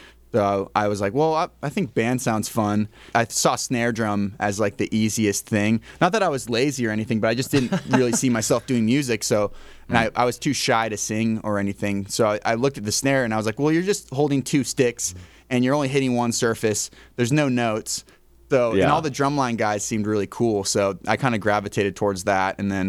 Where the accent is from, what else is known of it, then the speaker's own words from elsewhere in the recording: Nashville, Tennessee, United States; also born or lived in Northwest US / Colorado; So I feel like as an adult, I'm from Nashville, but as like a whole person, I guess kind of Northwest, kind of Colorado. It's all over the place, to be honest.